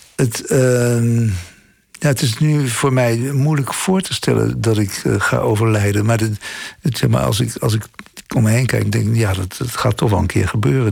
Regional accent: The Hague, South Holland, Netherlands; moved away as an adult; also born or lived in Delft; dat strand, daar ben ik ongeveer op geboren in Scheveningen. Ik, eh, mijn familie woonde ja, eh, aan het eindpunt van mijn 11.

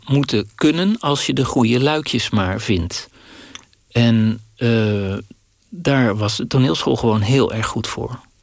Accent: Dordrecht, South Holland, Netherlands; in Dordrecht, waar ik opgroeide

